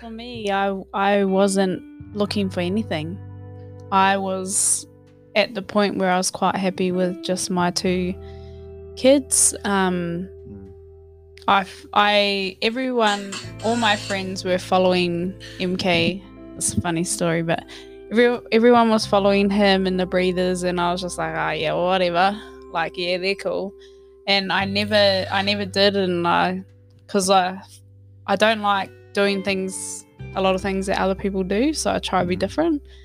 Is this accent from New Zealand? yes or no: yes; Hamilton, Waikato, New Zealand; moved away as an adult; also born or lived in Wellington, New Zealand; now in Australia; I was born in Wellington, New Zealand grew up in Hamilton and stayed there until I moved here in about oh about four years ago